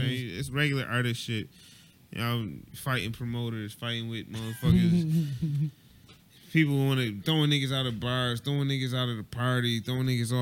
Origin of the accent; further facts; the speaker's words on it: Buffalo, New York, United States; I'm from Buffalo